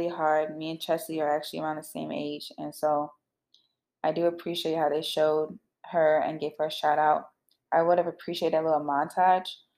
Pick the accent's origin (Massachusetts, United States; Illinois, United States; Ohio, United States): Illinois, United States; moved away; I'm from Illinois. You guys know that. I'm actually back in Illinois, surprisingly